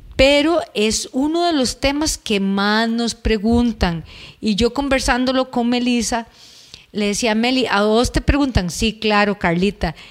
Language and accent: Spanish; Costa Rica; En Costa Rica eh, es muy dado a que tomemos cerveza.